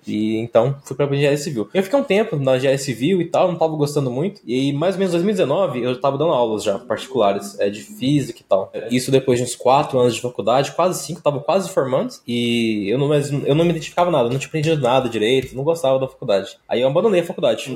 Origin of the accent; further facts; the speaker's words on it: interior of Goiás, Brazil; sou aqui do interior de Goiás